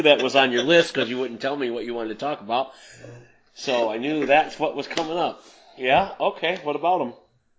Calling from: North Adams, Michigan, United States; I'm coming from North Adams, Michigan, and David's across the continent in California.

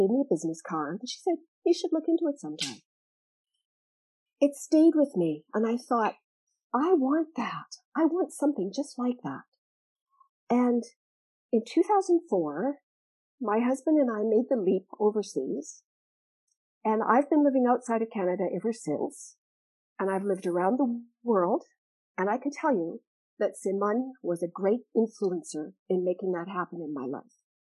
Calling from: Malta; I'm dialing in from Malta, Europe, a small country in Europe.

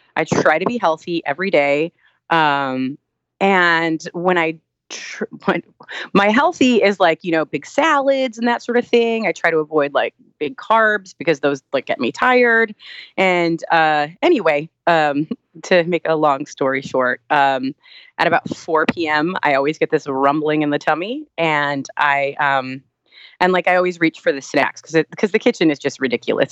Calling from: Los Angeles, California, United States; I'm calling from Los Angeles.

